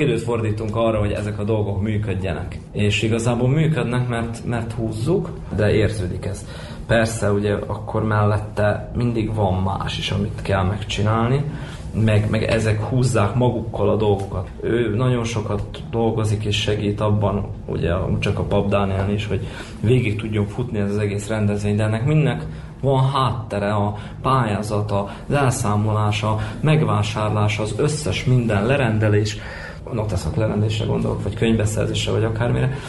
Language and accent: Hungarian; Moravica, Vojvodina, Serbia; also born or lived in Horgoš / Subotica / Novi Sad; Ide születtem Moravicára, mondhatjuk így. Itt is nőttem fel.